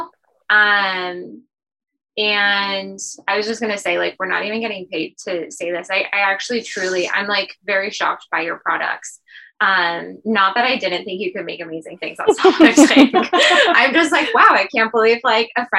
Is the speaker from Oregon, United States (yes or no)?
yes; Portland, Oregon, United States; I grew up in Portland, so it was raining all the time